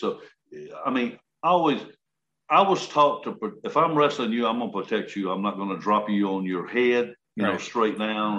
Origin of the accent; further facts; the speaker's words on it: Columbus, United States; I'm going to put you in Columbus. I said, okay. Hit my hometown right here.